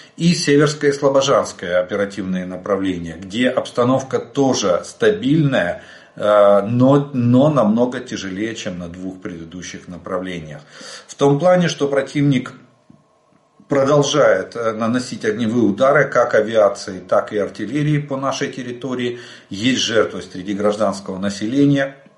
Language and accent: Russian; Ukraine; мы из Украины